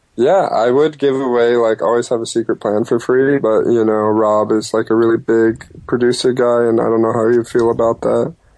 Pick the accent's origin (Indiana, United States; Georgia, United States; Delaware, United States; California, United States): California, United States; Stockton; I was born in Stockton, California